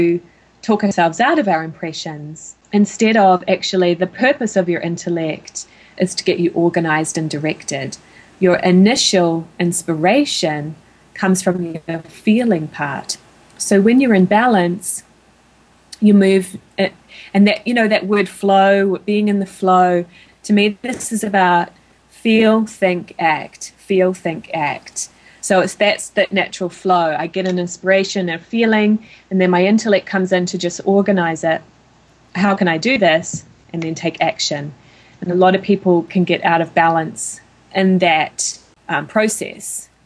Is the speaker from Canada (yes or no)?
no; New Zealand; moved away as an adult; now in United States; my home country of New Zealand